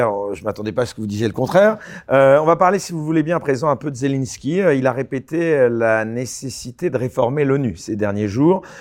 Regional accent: France

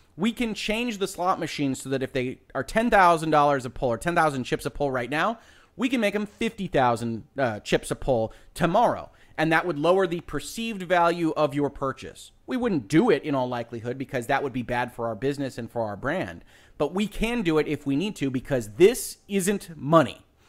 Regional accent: Michigan, United States; my home state of Michigan

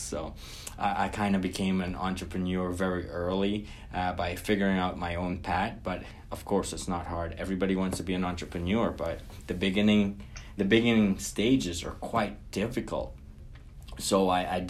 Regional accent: Guyana; now in North America; I was born and raised in Guyana, South America.

